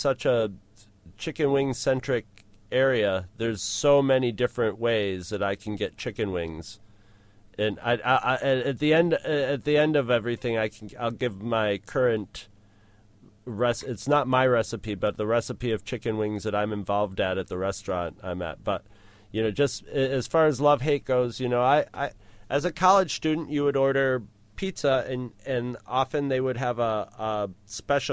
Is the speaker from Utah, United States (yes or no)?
no; Rochester, New York, United States; born or raised there